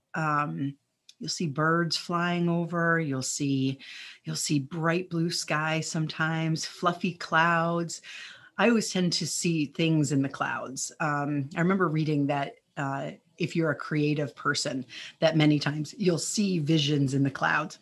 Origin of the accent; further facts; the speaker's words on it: New Jersey, United States; also born or lived in Chicago area; now in Chicago, United States; I grew up in New Jersey, so we would go to the Jersey Shore.